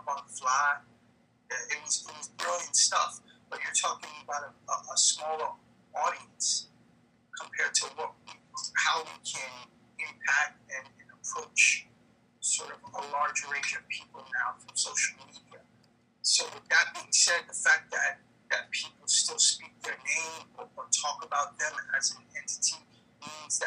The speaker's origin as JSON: {"language": "English", "town": "New York City", "region": "New York", "country": "United States", "tie": "born or raised there", "said": "I grew up in the East Village, here in Manhattan"}